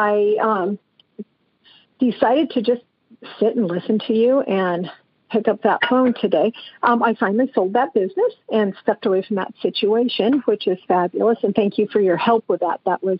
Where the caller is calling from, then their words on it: San Andreas, California, United States; I'm calling from San Andreas, California.